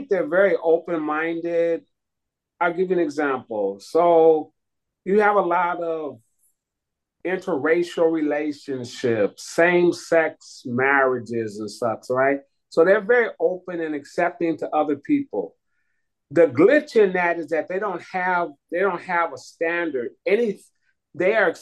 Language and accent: English; Oakland, California, United States; now in San Jose, United States; I'm in San Jose, California, originally from Oakland